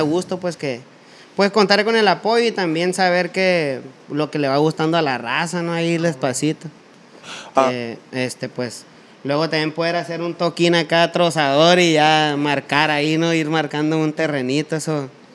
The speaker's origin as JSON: {"language": "Spanish", "region": "Sonora", "country": "Mexico", "said": "yo soy acá norteño"}